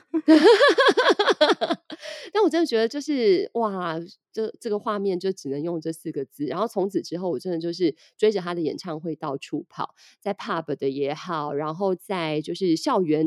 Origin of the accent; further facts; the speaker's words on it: Taiwan; 我们台湾人